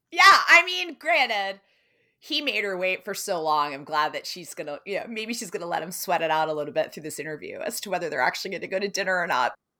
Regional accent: United States; as an American

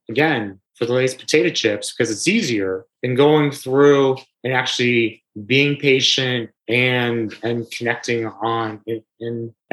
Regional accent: New York, United States; as a New Yorker

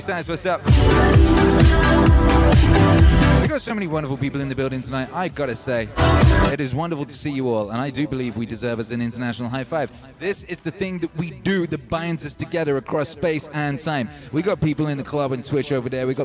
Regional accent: Wales, United Kingdom; I grew up in Wales

